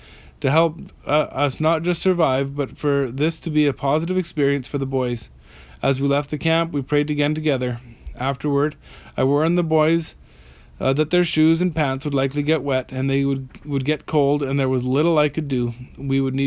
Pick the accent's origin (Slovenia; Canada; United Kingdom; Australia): Canada; I grew up in the Canadian Rockies